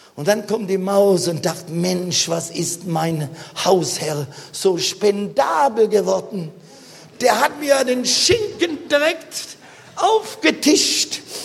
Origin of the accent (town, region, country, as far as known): Germany